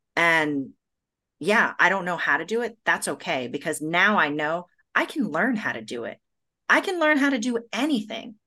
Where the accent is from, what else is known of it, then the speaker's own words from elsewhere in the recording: United States; also born or lived in Brazil; I'm an American and I'm a Brazilian